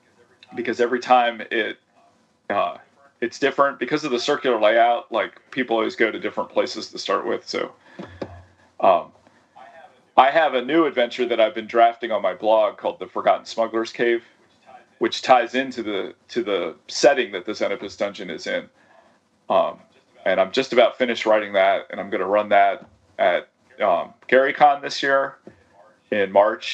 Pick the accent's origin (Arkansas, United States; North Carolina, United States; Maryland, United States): Maryland, United States; Annapolis; In the Washington metro area, okay. Which is where I still live now. So I grew up near Annapolis